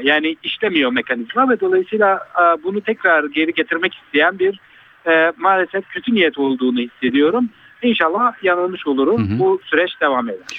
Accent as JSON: {"language": "Turkish", "area": "Urfa", "region": "Şanlıurfa", "country": "Turkey"}